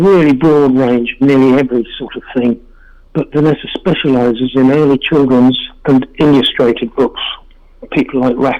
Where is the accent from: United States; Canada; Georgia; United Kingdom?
United Kingdom; England; moved away; We've been in this building about 18 years, and we came from England in 1990, and we've both been dealing since 1977